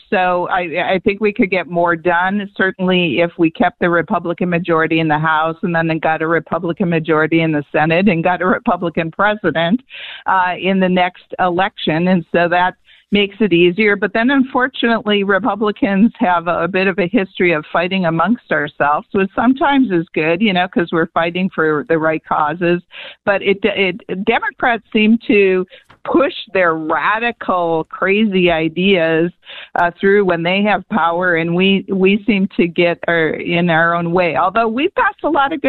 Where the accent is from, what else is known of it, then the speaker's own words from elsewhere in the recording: Wisconsin, United States; now in Arizona, United States; I grew up in Wisconsin, right, when there was snow